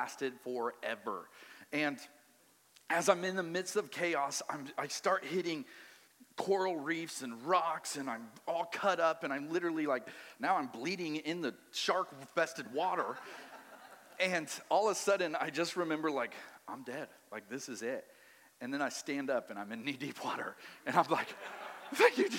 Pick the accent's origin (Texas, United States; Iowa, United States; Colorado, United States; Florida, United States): Colorado, United States; also born or lived in Maui, Hawaii; now in Wichita, United States; I'm from Colorado